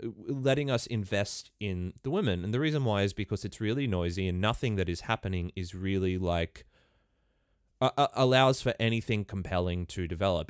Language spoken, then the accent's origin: English; Ballina, New South Wales, Australia; I come from Ballina in northern New South Wales.